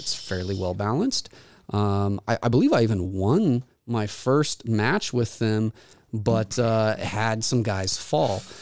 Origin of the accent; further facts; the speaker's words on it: Springfield, Missouri, United States; Springfield, Missouri is, my hometown